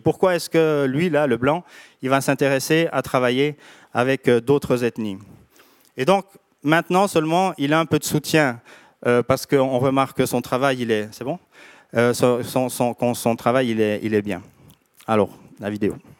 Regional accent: Switzerland; on vient de Suisse

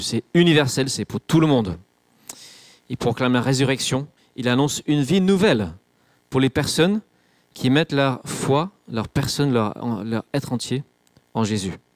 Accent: England, United Kingdom; moved away; je suis anglais, c'est pas ma culture

